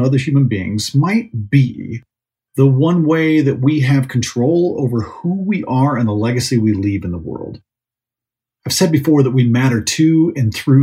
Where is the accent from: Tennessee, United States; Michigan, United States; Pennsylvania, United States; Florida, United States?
Michigan, United States; now in Colorado, United States; I grew up in Michigan.